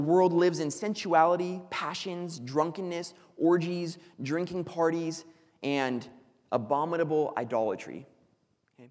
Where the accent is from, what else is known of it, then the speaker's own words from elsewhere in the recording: Foresthill, California, United States; the town that I grew up in is called Forest Hill.